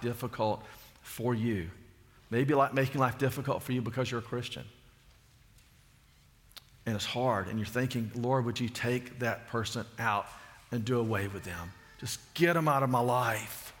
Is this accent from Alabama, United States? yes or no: yes; Alabama, United States; growing up in Alabama